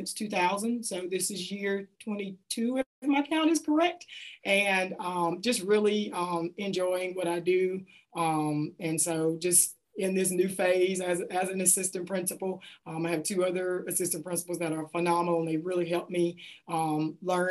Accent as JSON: {"language": "English", "town": "Hattiesburg", "region": "Mississippi", "country": "United States", "tie": "born or raised there", "said": "Grew up in a community outside of Hattiesburg called Kelly Settlement"}